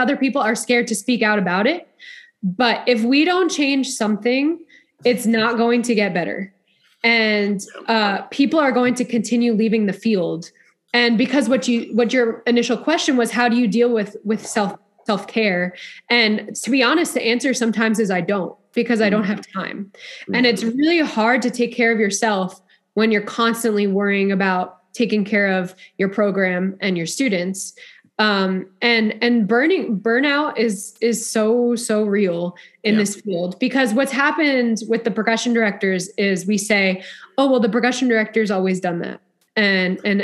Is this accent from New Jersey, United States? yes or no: yes; New Jersey, United States; now in Dallas area, Texas, United States; I'm from Central Jersey, but really probably North